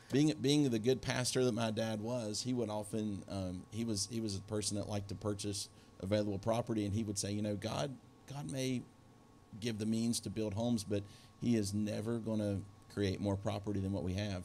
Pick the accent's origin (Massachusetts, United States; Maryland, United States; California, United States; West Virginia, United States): West Virginia, United States; Beckley; moved away; I grew up in Beckley, West Virginia